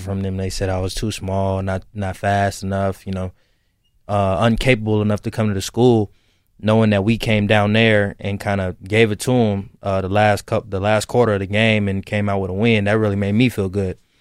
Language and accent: English; the South, United States; moved away as an adult; I'm from the South